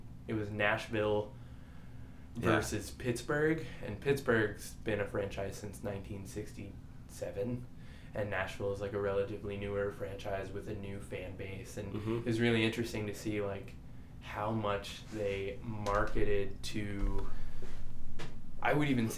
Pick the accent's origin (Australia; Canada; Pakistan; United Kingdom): Canada; New Brunswick; now in Oklahoma City, United States; I grew up in Canada